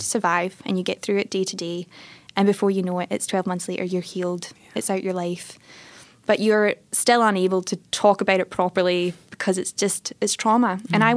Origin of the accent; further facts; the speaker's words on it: Airdrie, Scotland, United Kingdom; now in Melbourne, Australia; So I grew up in a little town called Airdrie